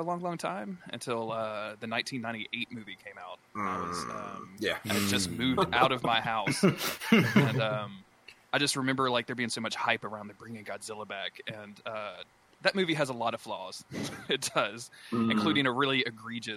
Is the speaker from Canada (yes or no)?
no; the South, United States; I grew up in the South and we didn't have like cable or anything